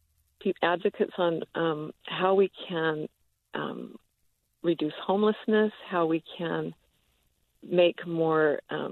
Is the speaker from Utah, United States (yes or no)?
yes; Utah, United States; moved away as an adult; I grew up here in Utah. I graduated from Skyline High School